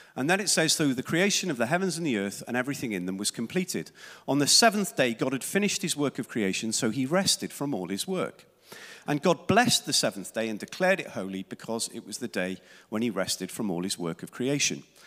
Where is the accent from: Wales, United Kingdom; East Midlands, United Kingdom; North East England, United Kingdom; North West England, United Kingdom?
Wales, United Kingdom; South; Growing up in Wales in the sun, seventies